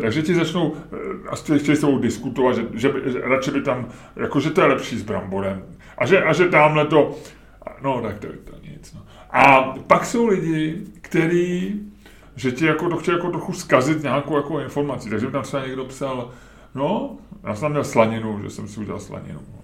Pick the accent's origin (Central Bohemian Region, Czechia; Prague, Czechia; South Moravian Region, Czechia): Prague, Czechia; Holešovice; za dětství, ty vole, v Holešovicích